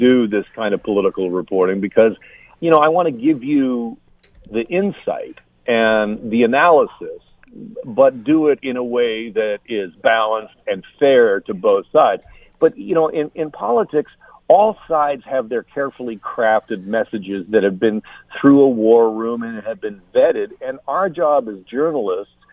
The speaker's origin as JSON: {"language": "English", "town": "Burlington", "region": "Ontario", "country": "Canada", "tie": "born or raised there", "said": "I grew up in Burlington"}